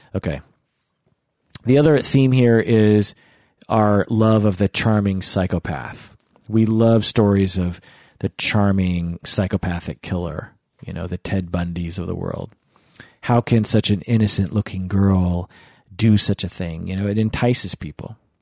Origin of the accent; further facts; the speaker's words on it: United States; as an American